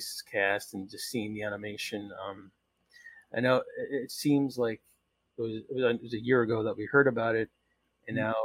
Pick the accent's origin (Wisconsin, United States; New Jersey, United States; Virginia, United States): New Jersey, United States; I'm from Jersey